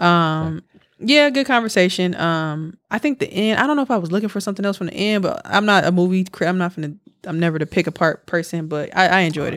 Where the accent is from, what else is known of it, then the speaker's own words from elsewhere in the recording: Milwaukee, Wisconsin, United States; now in Houston, United States; I'm from Milwaukee